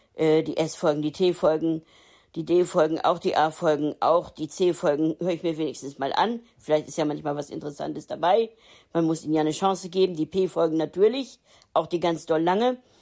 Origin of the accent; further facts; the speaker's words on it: Hildesheim, Lower Saxony, Germany; now in Hamburg, Germany; Hildesheim ist meine Geburtsstadt gewesen.